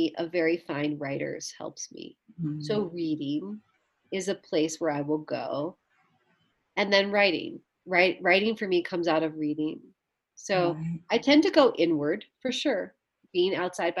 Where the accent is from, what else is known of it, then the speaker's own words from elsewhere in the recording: the South, United States; I grew up in the South where there are many, many layers.